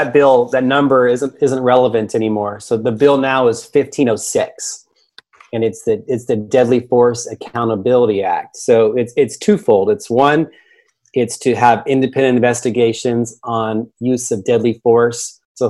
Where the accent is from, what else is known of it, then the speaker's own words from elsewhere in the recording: Sacramento, California, United States; 50,000 people in my hometown in Sacramento